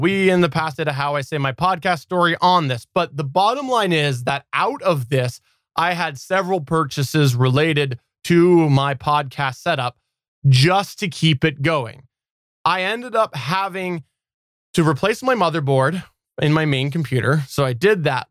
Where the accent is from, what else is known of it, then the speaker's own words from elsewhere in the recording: Canada; as a Canadian